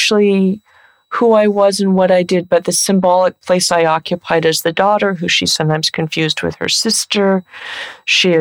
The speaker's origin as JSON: {"language": "English", "area": "San Francisco Bay Area", "region": "California", "country": "United States", "said": "I'm from the San Francisco Bay Area"}